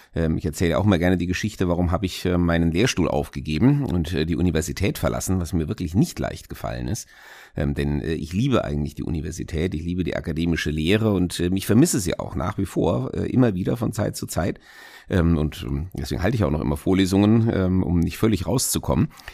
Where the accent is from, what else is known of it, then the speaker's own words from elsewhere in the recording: Hesse, Germany; in Hessen oder natürlich äh, in meinem eigenen Wahlkreis, in meiner Heimatstadt